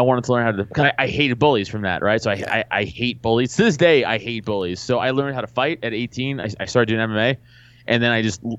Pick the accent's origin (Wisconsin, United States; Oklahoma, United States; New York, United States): New York, United States; New York City; I'm from Staten Island, and I was doing comedy in Staten Island